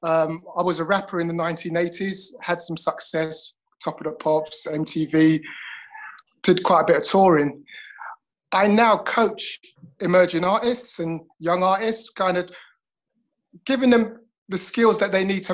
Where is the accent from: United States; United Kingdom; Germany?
United Kingdom; London; moved away as an adult; now in Liverpool, United Kingdom; I'm a Londoner